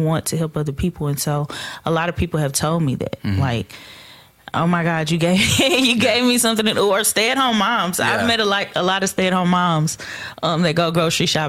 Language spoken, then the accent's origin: English; Fort Worth, Texas, United States; I'm from Fort Worth. Yeah. I grew up in the project